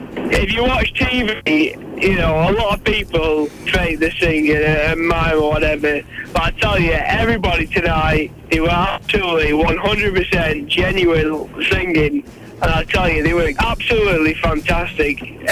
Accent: Preston, North West England, United Kingdom; Preston, of course.

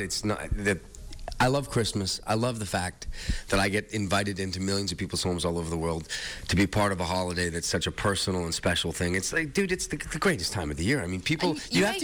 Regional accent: Canada

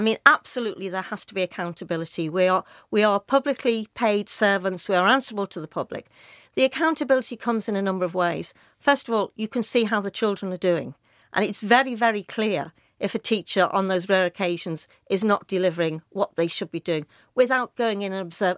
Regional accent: Liverpool, North West England, United Kingdom; I was brought up in Speke and Nogsy Green

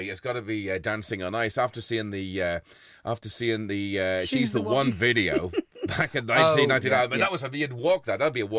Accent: Ireland; accent: Irish; moved away as an adult; now in Liverpool, United Kingdom; No, I'm from Ireland.

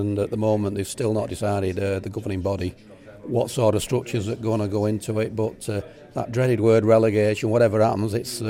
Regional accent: United Kingdom; Well, I will, being British

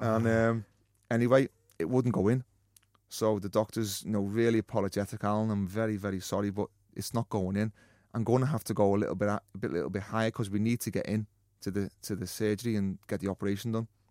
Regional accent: Liverpool, North West England, United Kingdom; a young lad growing up in Liverpool

